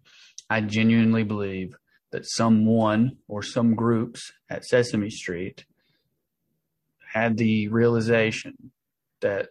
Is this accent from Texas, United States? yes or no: no; Tennessee, United States; now in Los Angeles, United States; I live in Los Angeles. I'm from Tennessee, which is where my brother is incarcerated and where I grew up.